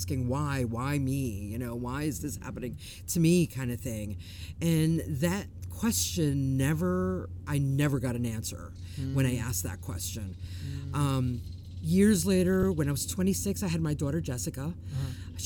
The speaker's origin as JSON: {"language": "English", "region": "New York", "country": "United States", "tie": "born or raised there", "said": "I was born and raised in New York"}